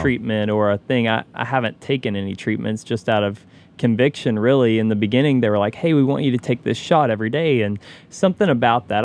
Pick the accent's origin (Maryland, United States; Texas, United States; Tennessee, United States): Tennessee, United States; Knoxville; I grew up in Knoxville, Tennessee